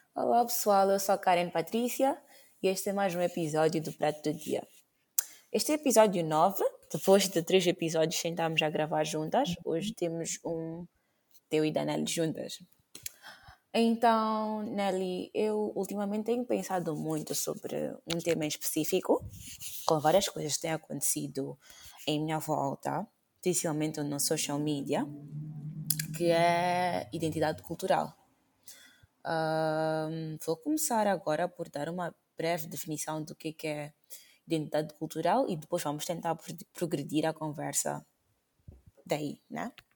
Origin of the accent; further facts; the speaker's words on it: Maputo, Maputo City, Mozambique; first language Portuguese; moved away; minha mãe fala macua, uhum. não falo nem goni, não falo nem xangana, como nasci no Maputo